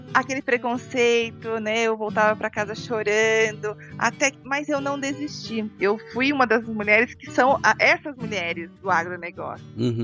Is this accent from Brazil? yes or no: yes; São Paulo, Brazil; sou paulistana aqui da capital de São Paulo, né? É. São Paulo mesmo